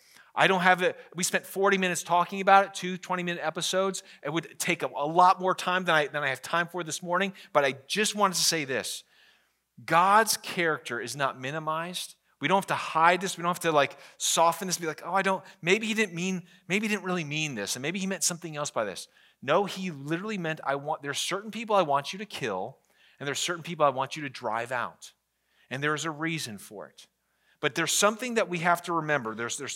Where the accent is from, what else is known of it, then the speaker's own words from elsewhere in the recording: Virginia, United States; I grew up in the Northern Virginia, and so most of my sports teams are Washington, D.C. sports teams.